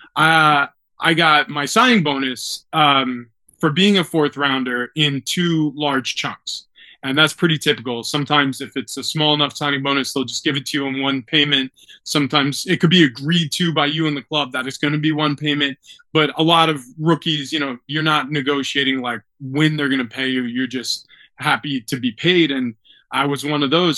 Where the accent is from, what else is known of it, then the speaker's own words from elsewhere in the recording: New York, United States; now in San Diego, United States; I grew up in New York. My father was a New York Knicks fan.